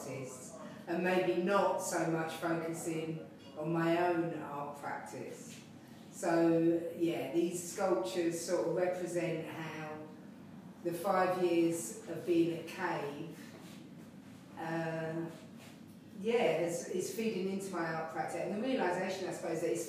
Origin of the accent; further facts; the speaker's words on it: London, United Kingdom; I was born in London. I was born in the general lining in Waterloo. And I've lived here in Pimlico all of my life.